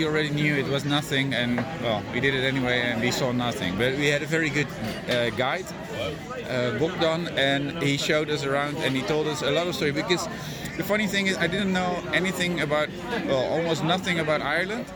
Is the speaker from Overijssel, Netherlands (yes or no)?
no; Rotterdam, South Holland, Netherlands; English is a second language; I'm from Rotterdam in Holland